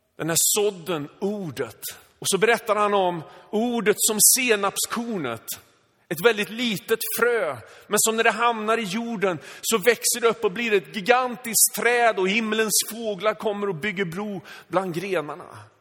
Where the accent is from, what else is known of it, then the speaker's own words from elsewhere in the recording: Sweden; född och uppvuxen i Sverige med liksom svenska föräldrar